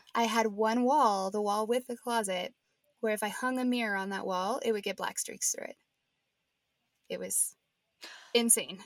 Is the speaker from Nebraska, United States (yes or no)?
yes; Nebraska, United States; now in Denver, United States; I'm from Nebraska originally.